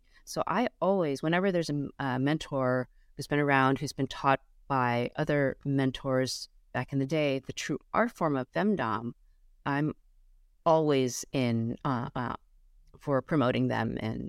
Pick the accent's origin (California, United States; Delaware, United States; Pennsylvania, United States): California, United States; Los Angeles; I grew up as my parents, I grew up in Los Angeles, but in a very traditional Chinese way.